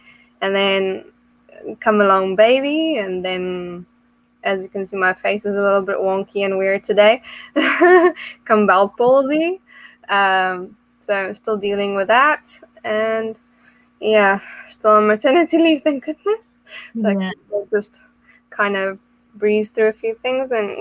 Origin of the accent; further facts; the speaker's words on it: South Africa; moved away as an adult; now in England; I'm originally from South Africa